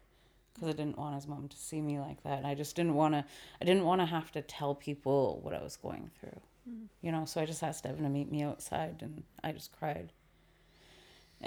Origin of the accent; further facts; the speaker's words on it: Vancouver, British Columbia, Canada; We were raised in East Vancouver